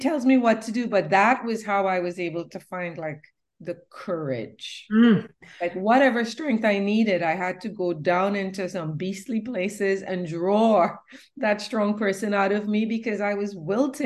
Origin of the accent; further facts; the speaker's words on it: Trinidad & Tobago; also born or lived in New York City; now in North Carolina, United States; I came from Trinidad, a third world nation